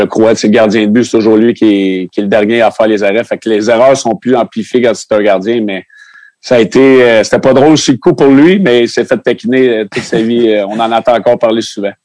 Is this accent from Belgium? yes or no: no; Sherbrooke, Quebec, Canada; on vient de Sherbrooke